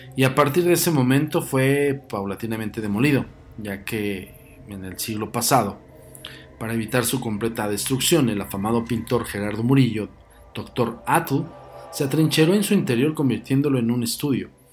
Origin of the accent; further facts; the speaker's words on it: Mexico City, Mexico; los que somos eh, oriundos de la Ciudad de México